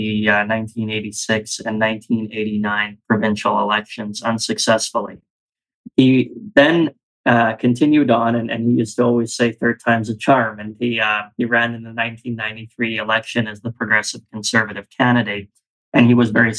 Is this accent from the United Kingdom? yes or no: no; Calgary, Alberta, Canada; born and raised in Calgary, Alberta. I'm an Alberta boy through and through.